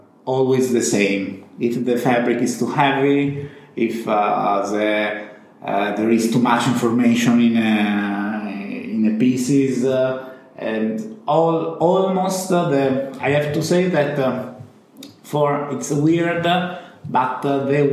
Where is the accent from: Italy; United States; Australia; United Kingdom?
Italy; Rimini, Emilia-Romagna; English is a second language; my family lived in a countryside, in a house, really in the middle of the mountain. I come back from Rimini, but Rimini is the center. Mm-hmm. My parents live 20 minutes in the hills, mm-hmm. close to Rimini